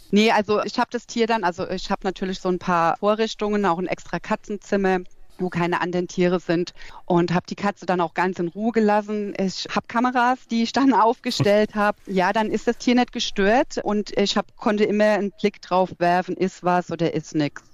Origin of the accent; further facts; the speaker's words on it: Nack, Rhineland-Palatinate, Germany; also born or lived in Alzey; bin ich in Alzey nur geboren und groß geworden bin ich in Nack, das ist so zehn Kilometer von Alzey entfernt.